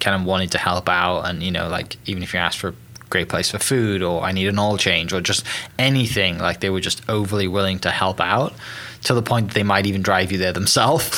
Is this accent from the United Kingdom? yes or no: yes; United Kingdom; moved away; coming from the UK originally